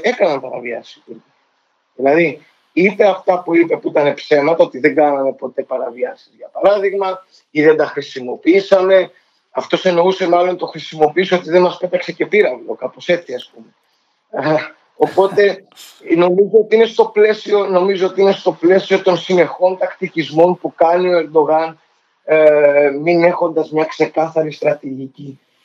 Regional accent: Greece; σαν Έλληνας

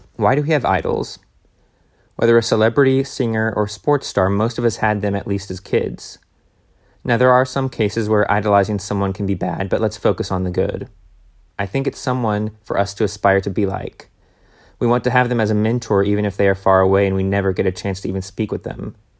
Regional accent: Tennessee, United States; we were growing up in Tennessee

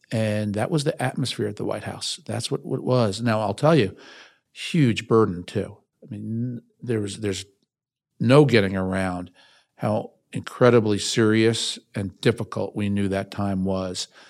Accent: Westchester County, New York, United States; I was born in New York City, raised outside the city of Westchester County.

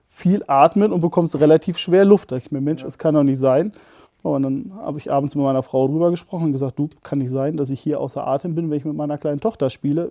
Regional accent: Barsinghausen, Lower Saxony, Germany; Ich komme witzigerweise sogar aus dem Großraum Hannover, aus dem schönen Basinghausen am Deister

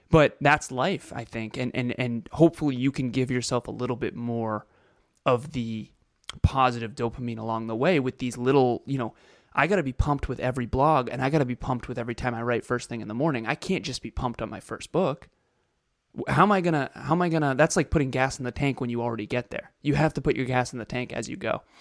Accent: Melbourne, Victoria, Australia; Hey everyone … from Melbourne, Australia.

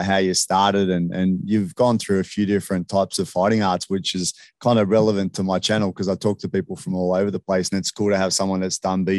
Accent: Australia; us gronky Aussies

